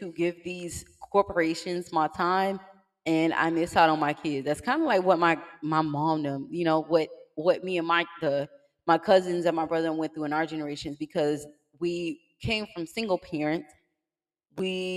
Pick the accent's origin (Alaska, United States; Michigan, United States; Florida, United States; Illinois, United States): Florida, United States; Miami; I'm from Miami